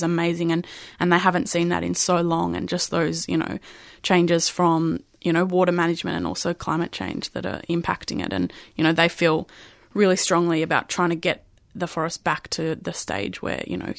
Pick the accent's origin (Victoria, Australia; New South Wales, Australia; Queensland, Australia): Victoria, Australia; Swan Hill; So I grew up in Swan Hill, which is up about 4 hours away from Melbourne on the Murray River.